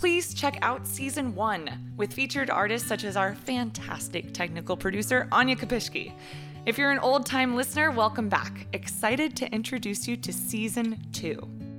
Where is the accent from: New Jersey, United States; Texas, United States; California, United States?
Texas, United States; Dallas; now in New York City, United States; I'm from Dallas, so I'm like Dallas proper.